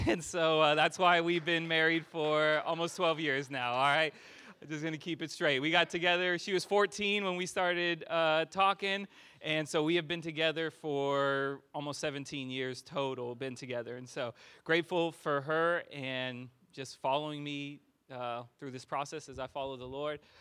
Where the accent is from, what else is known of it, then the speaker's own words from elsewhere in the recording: California, United States; moved away as an adult; now in Austin, United States; I am from California